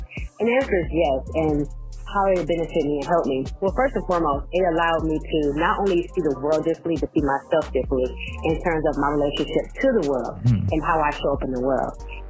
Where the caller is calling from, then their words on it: Detroit, Michigan, United States; from Detroit.